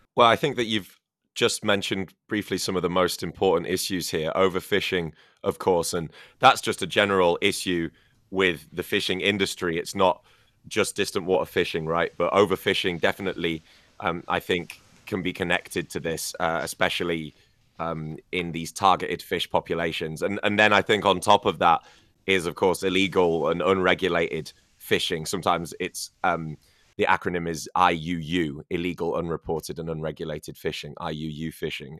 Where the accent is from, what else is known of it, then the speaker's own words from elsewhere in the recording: Scarborough, Yorkshire and the Humber, United Kingdom; Whitby and Filey in Scarborough, um, my hometown